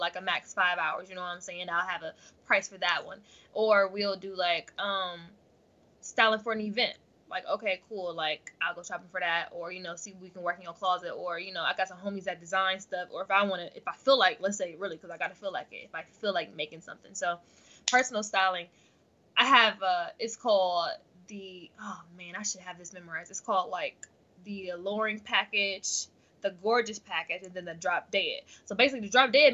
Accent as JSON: {"language": "English", "town": "Akron", "region": "Ohio", "country": "United States", "also_born_or_lived": "Chicago"}